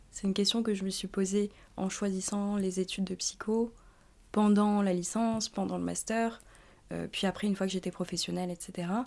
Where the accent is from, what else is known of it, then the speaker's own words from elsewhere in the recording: France; born there; moi je suis française, je veux dire, je suis née en France.